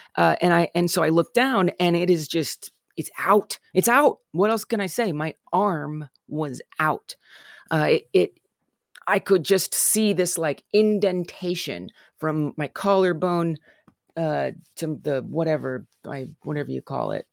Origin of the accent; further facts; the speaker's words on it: Southern Illinois / St. Louis, United States; I'm from Southern Illinois in Saint Louis